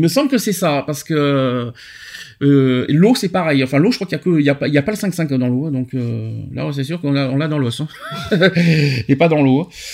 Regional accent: France; chez nous en France

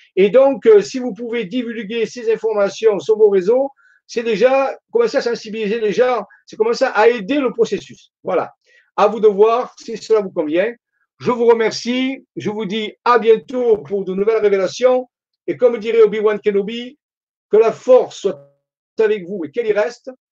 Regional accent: Marseille, Provence-Alpes-Côte d'Azur, France; accent: Marseille; je suis de Marseille

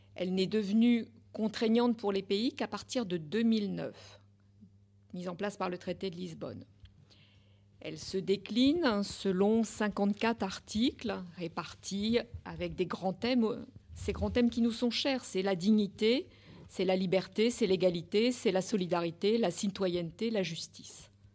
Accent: France; c'est chez nous, en France. Et pourtant, nous sommes françaises, nous sommes européennes

